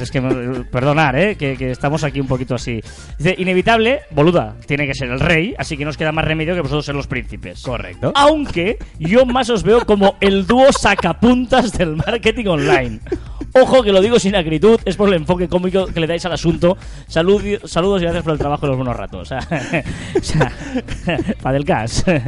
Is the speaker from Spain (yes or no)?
yes; Catalonia, Spain; Somos catalanes